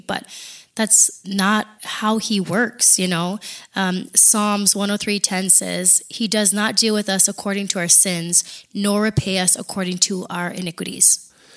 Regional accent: Big Island of Hawaii, United States; moved away as an adult; also born or lived in Oregon / Alaska; now in Texas, United States; I am from the Big Island of Hawaii. Uh, I am fourth generation born and raised there

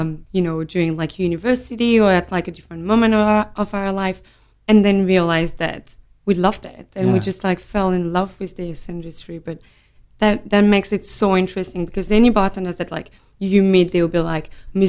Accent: Nîmes, Occitania, France; also born or lived in Montpellier; So I was born in Montpellier, which is next door. Grew up in Nîmes, which is Languedoc-Roussillon. So beautiful, beautiful, beautiful region in the south of France.

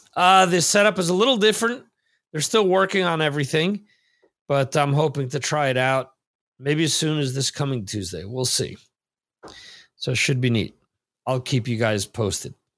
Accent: New Jersey, United States; growing up in New Jersey

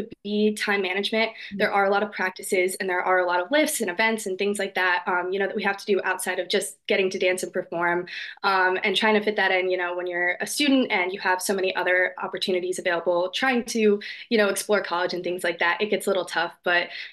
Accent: New Jersey, United States; moved away as an adult; now in Delaware, United States; I grew up in North Jersey

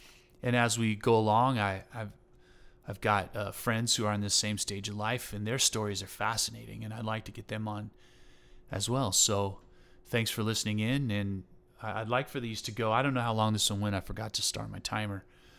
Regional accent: Texas, United States; I was raised in Southeast Texas, and so, playing football and fishing and hunting and, you know, running around pickup trucks, getting into trouble.

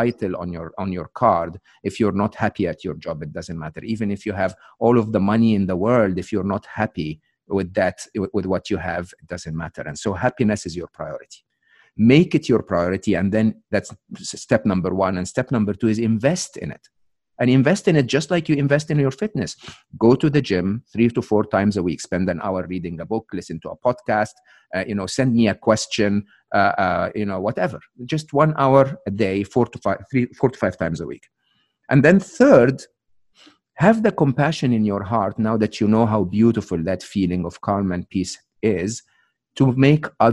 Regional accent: Egypt; English is a second language; moved away; I'm Egyptian. I'm born and raised in Egypt.

